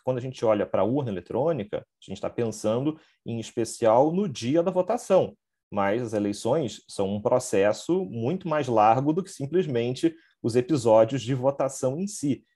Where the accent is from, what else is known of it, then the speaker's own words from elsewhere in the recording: Rio de Janeiro, Brazil; eu sou do Rio de Janeiro